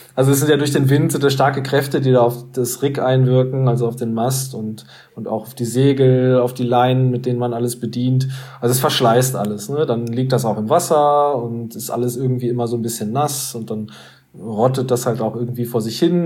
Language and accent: German; Hanover, Lower Saxony, Germany; bei uns in Hannover